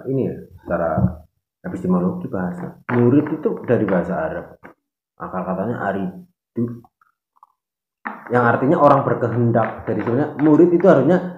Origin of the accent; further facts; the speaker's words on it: Java, Indonesia; kalau di sini kita ngomong sebagai tanah nama Jawa karena kita sebagai orang Jawa.